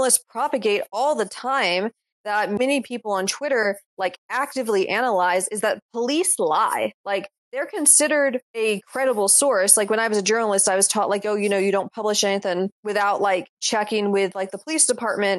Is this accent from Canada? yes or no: no; the South, United States; I'm from the South